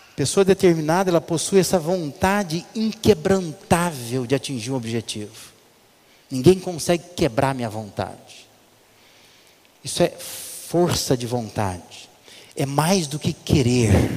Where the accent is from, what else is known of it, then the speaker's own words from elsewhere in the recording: Brazil; Nossa cultura brasileira